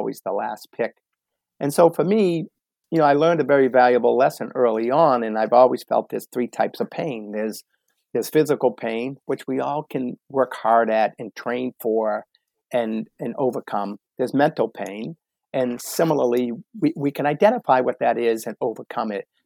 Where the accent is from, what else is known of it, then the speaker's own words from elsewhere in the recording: Boston, Massachusetts, United States; growing up in the Boston area, it's a very sports oriented community